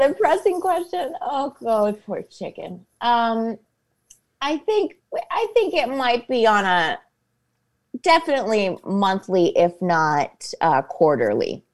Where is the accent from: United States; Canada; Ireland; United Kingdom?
United States; Copley, Ohio; moved away as an adult; also born or lived in New York / Los Angeles; I went to Revere High School. I went to Saint Hilary's